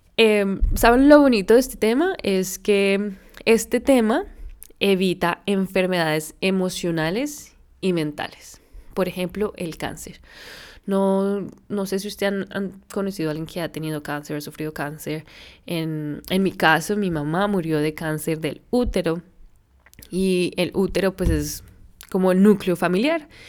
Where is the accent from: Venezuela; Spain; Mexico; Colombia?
Colombia; moved away; also born or lived in San Francisco; yo soy colombiana, pues nací allá